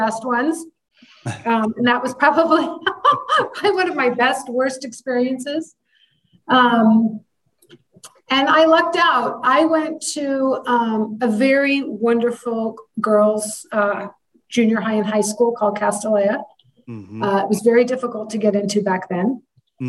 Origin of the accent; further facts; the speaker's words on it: San Francisco, California, United States; I had moved home. I'm from San Francisco. I'm from the Bay Area.